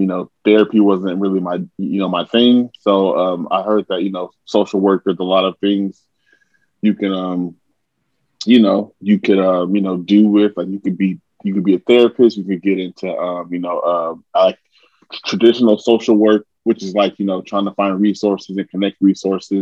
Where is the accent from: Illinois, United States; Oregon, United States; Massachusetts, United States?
Oregon, United States; Portland; I'm from Portland, Oregon